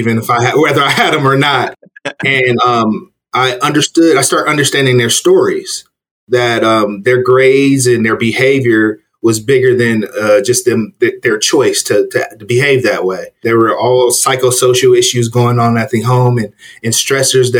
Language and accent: English; Los Angeles, California, United States; moved away as an adult; now in Las Vegas, United States; I'm originally from Los Angeles, Crenshaw District area of Los Angeles